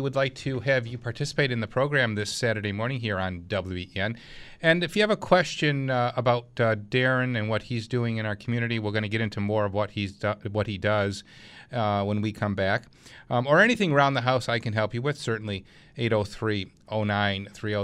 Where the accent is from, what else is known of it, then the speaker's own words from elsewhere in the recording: Clarence, New York, United States; my hometown, Clarence, New York